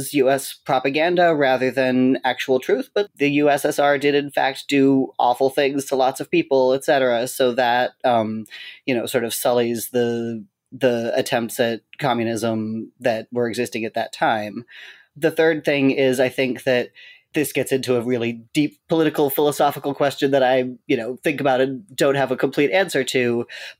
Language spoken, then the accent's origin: English; Seattle, Washington, United States; moved away; also born or lived in Boston; I grew up mostly in Seattle.